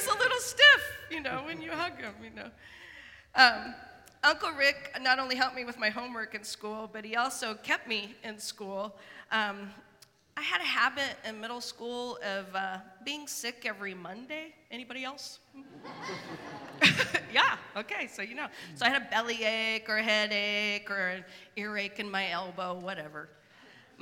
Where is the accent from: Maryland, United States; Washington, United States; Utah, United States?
Washington, United States; Spokane; now in Portland, United States; I grew up in Spokane